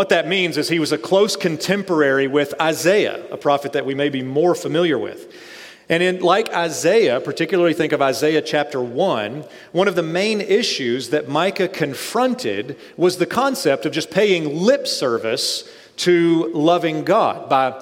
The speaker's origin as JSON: {"language": "English", "region": "East Tennessee", "country": "United States", "said": "I'm from East Tennessee"}